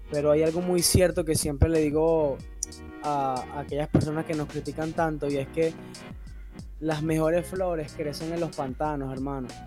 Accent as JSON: {"language": "Spanish", "country": "Venezuela", "said": "soy venezolano"}